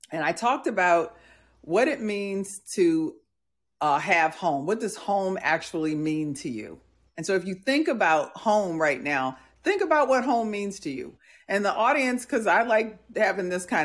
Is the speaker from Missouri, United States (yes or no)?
no; New Jersey, United States; also born or lived in Milwaukee; When they asked me where did I grow up, I would tell them I grew up in in New Jersey and then Milwaukee.